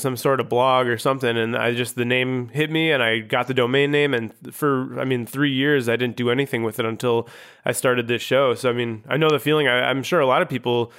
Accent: Chicago, Illinois, United States; also born or lived in Grand Rapids; I'm from the Chicago.

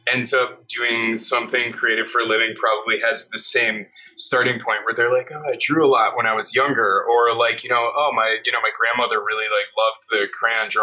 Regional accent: Waukesha, Wisconsin, United States; also born or lived in Milwaukee, Wisconsin / New Berlin, Wisconsin; now in New York, United States; most of my growing up I did was in, out in Waukesha, Wisconsin

